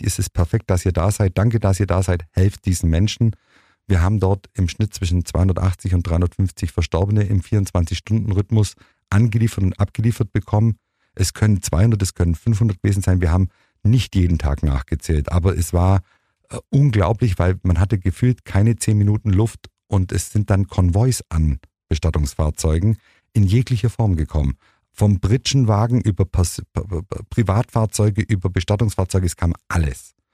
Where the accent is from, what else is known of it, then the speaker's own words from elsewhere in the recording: Germany; als Deutscher